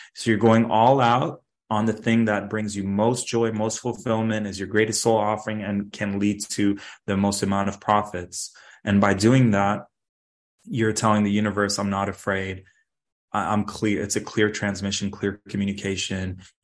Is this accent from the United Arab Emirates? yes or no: yes; Dubai, United Arab Emirates; now in Toronto, Canada; Growing up in Dubai, I saw super wealthy people and super poor people